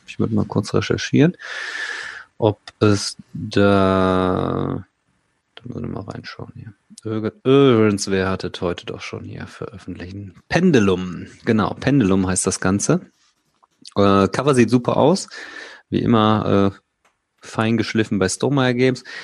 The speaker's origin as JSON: {"language": "German", "town": "Remscheid", "region": "North Rhine-Westphalia", "country": "Germany", "said": "ich bin auch aus Remscheid"}